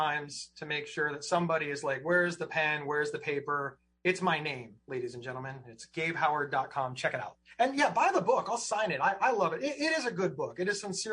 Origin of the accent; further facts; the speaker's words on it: Ohio, United States; I'm some schlub from Ohio